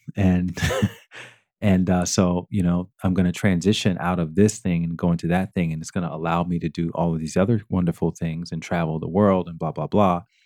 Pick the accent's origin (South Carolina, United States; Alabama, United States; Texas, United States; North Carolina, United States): Alabama, United States; growing up in Alabama, that's your, your, your whole your whole childhood is all around, you know, getting a job